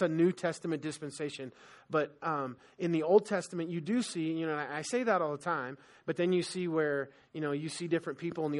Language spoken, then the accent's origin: English; California, United States; where I grew up in Southern California